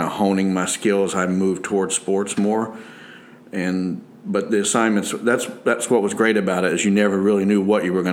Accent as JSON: {"language": "English", "town": "Louisville", "region": "Kentucky", "country": "United States", "tie": "born or raised there", "also_born_or_lived": "southern Indiana / Tallahassee, Florida / Bloomington, Indiana", "said": "I grew up in outside of Louisville, Kentucky, and I kind of grew up in Kentucky and southern Indiana as well."}